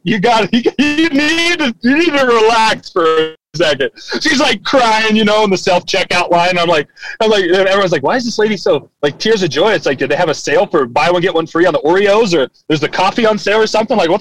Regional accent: Gallipolis, Ohio, United States; I was in my hometown, Galpolis.

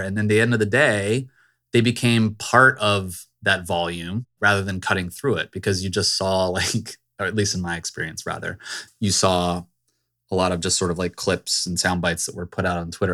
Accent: Virginia suburbs, United States; I grew up in the Virginia suburbs

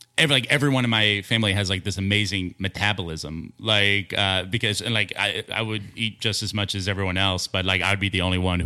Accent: Kansas City, Missouri, United States; Kansas City.

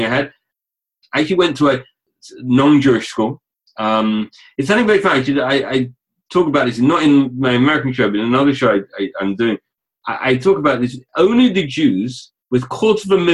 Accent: London, United Kingdom; I grew up in a suburb of North London

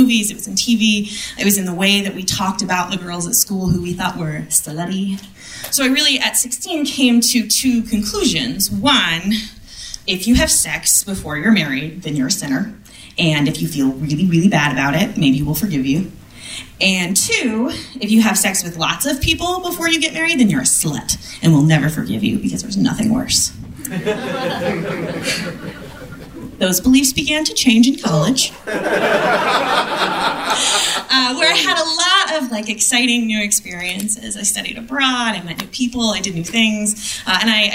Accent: Midwest, United States; I grew up in the Midwest

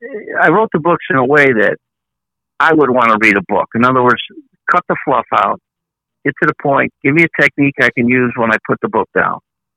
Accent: Chicago, Illinois, United States; when I grew up in Chicago

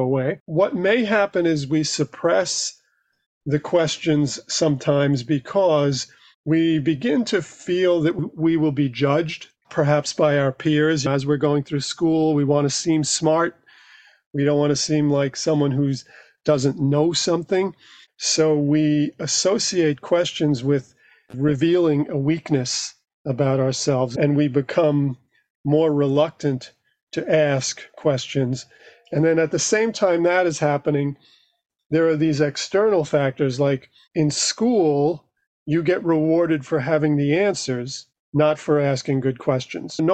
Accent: New York City, New York, United States; I grew up in New York, just outside Manhattan in Queens.

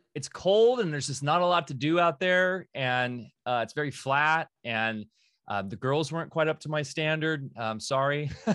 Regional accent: Orange County, California, United States; Growing up in Orange County

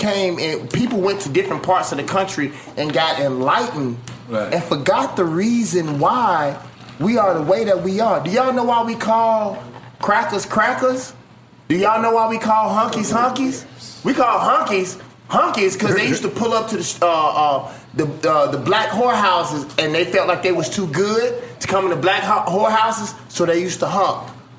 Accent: Mississippi, United States; I'm from Mississippi

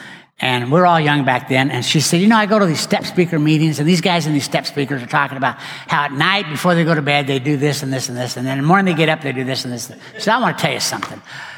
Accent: West, Texas, United States; I didn't know anybody in Dallas. I grew up out in West. Why did I end up in Dallas?

